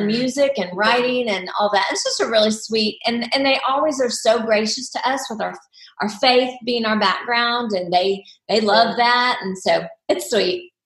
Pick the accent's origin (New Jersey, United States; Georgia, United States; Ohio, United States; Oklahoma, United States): Oklahoma, United States; I grew up in Oklahoma